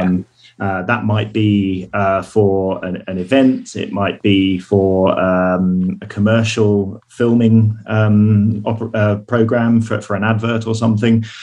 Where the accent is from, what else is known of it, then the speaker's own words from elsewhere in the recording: United Kingdom; I'm British.